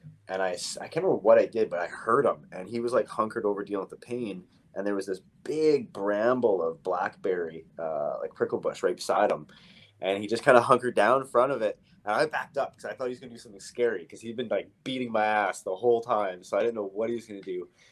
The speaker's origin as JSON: {"language": "English", "town": "Victoria", "region": "British Columbia", "country": "Canada", "tie": "born or raised there", "said": "I grew up here in Victoria."}